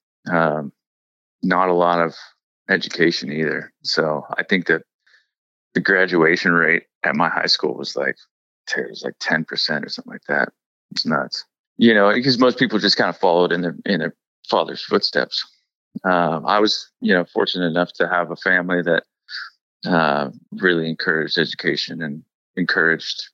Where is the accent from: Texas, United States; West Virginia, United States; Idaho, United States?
Idaho, United States; Priest River; moved away; also born or lived in Seattle; I'm from Priest River, Idaho, and I'm a painter